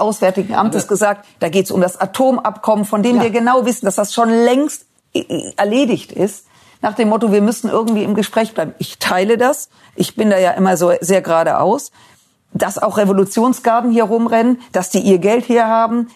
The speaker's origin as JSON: {"language": "German", "country": "Germany", "said": "ich werde als Deutsche"}